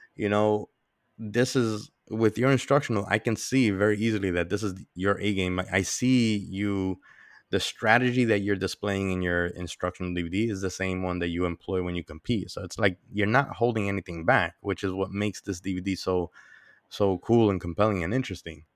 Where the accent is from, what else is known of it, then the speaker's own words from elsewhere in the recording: New York, United States; I'm Dominican. even though I was born and raised in New York